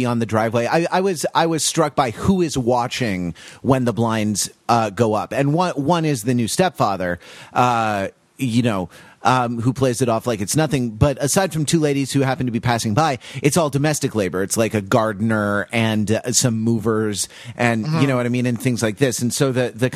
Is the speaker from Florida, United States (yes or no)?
no; Los Angeles, California, United States; I grew up in Los Angeles